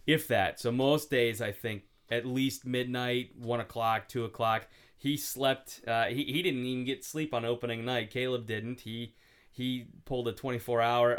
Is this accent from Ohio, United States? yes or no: yes; Cincinnati, Ohio, United States; also born or lived in Buffalo; now in Stockton, United States; I grew up mostly in Cincinnati